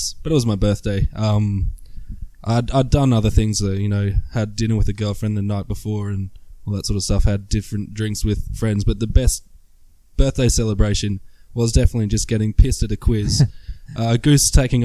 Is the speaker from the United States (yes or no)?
no; Australia; moved away; I'm Australian